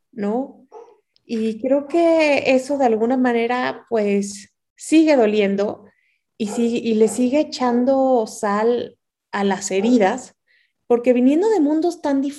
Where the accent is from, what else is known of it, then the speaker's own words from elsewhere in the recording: Mexico; first language Spanish; yo soy mexicana y de repente digo, pero bueno, es que soy una mezcla de los dos, ¿no?